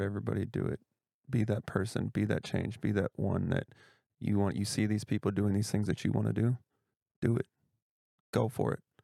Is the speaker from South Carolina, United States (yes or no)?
no; Tacoma, Washington, United States; moved away as an adult; also born or lived in Europe / Florida / Georgia / Arizona; I was that guy that didn't wanna leave his hometown when I'm from Tacoma, Washington